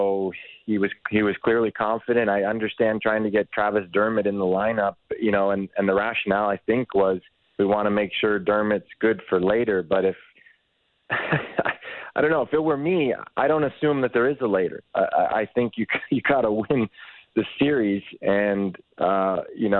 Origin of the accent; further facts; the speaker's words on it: Toronto, Ontario, Canada; I grew up in Toronto